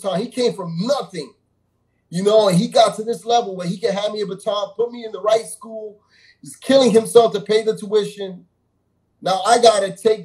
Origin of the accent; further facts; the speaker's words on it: New York City, New York, United States; I grew up in Jamaica, Queens